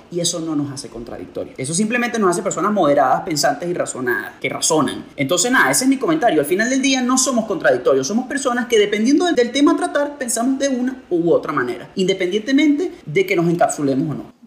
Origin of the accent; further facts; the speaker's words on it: Venezuela; en mi país